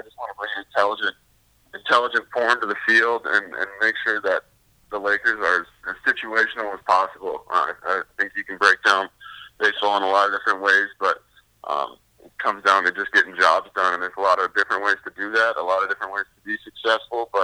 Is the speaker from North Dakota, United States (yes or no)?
yes; Fargo, North Dakota, United States; moved away as an adult; also born or lived in Mitchell, South Dakota; I'm originally from Fargo, North Dakota.